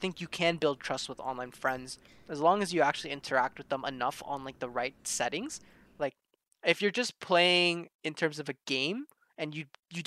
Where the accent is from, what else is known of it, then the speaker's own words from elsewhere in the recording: Toronto, Ontario, Canada; I'm from Toronto, in Canada.